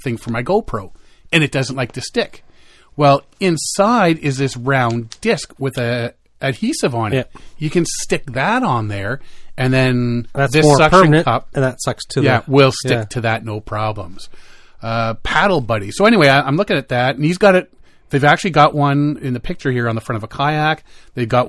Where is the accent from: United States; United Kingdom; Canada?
Canada; we're Canadian, because we don't call it a grill